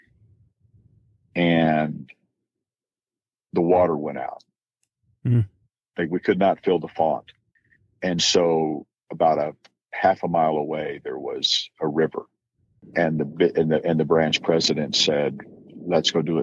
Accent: Texas, United States; I'm a Texan. Mm-hmm. We live on iced tea

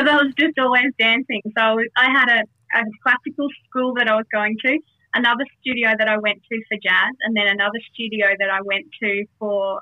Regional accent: Toowoomba, Queensland, Australia; also born or lived in Darwin; I was born in Darwin, but moved to Toowoomba quite early on, and haven't really moved away. Just done bits and pieces here and there, but really just a homegrown Toowoomba girl

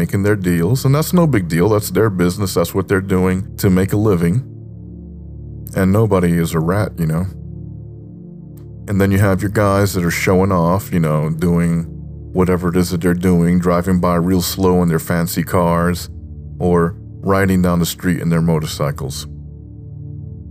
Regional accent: New York, United States; growing up in New York

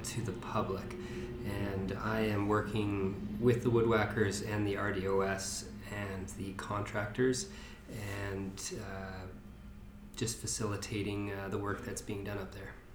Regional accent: the Kootenays, British Columbia, Canada; now in Penticton, Canada; I grew up in the Kootenays and have been in Penticton for a few years now

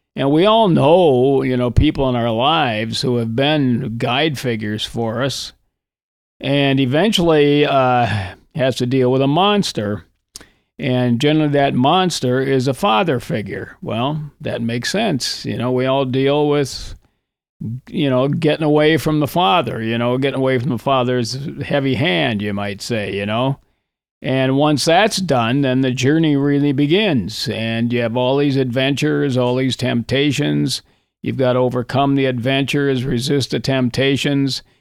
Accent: Coleraine, Minnesota, United States; also born or lived in Hibbing, Minnesota; I grew up on the Iron Range in northern Minnesota. I was born in Hibbing

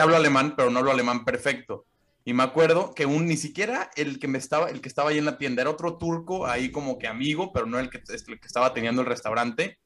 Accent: Mexico; moved away as an adult; now in Germany; De México.

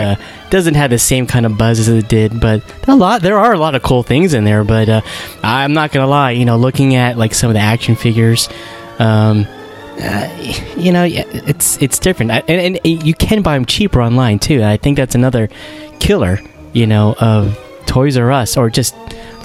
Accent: New Jersey, United States; we're both from New Jersey

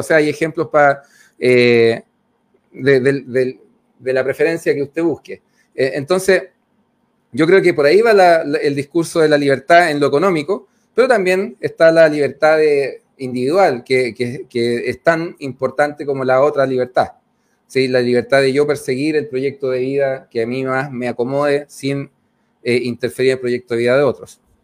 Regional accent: Cerro Navia, Santiago Metropolitan, Chile; yo crecí en Cerro Nadia

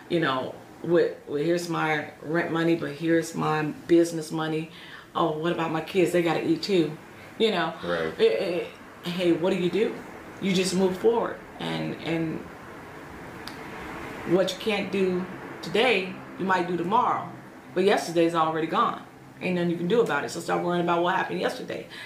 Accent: Atlanta, Georgia, United States; now in Aurora, United States; That was the branch that I came from Atlanta, Georgia.

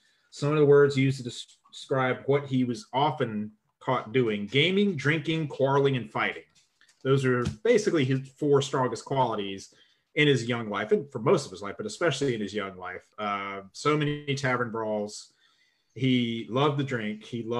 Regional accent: South Carolina, United States; in my home state of South Carolina

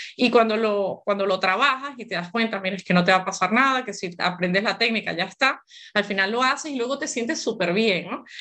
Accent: Venezuela; moved away as an adult; now in Barcelona, Spain; Yo soy venezolana de nacimiento

